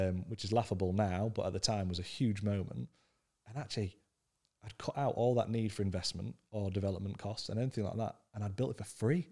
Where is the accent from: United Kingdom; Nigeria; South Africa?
United Kingdom; Scunthorpe, Yorkshire and the Humber; I grew up in Scunthorpe, which is the, the most working class northern town you could ever come across